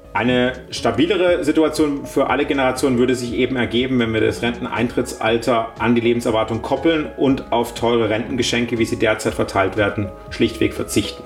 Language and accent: German; Baden-Württemberg, Germany; als Badener